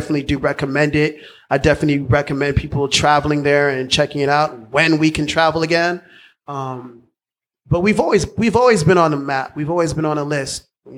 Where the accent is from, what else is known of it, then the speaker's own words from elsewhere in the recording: Chicago, Illinois, United States; I can't say it was like good or bad. It's just all I knew. It was my life. But Chicago is an amazing city.